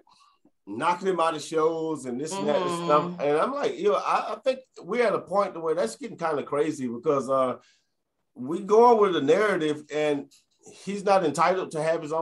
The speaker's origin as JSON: {"language": "English", "town": "New Orleans", "region": "Louisiana", "country": "United States", "also_born_or_lived": "Alabama", "moved": "yes", "said": "I'm from New Orleans"}